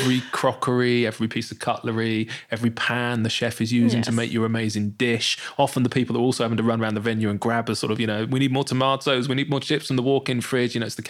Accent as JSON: {"language": "English", "town": "Bournemouth", "region": "South West England", "country": "United Kingdom", "also_born_or_lived": "London", "said": "Bournemouth. Bournemouth. I used to live in London. I lived in London for 10 years."}